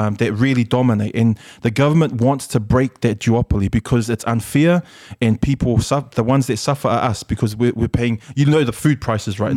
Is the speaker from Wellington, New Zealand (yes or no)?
no; Auckland, New Zealand; English is a second language; also born or lived in Samoa; we grew up in Mangere PIC.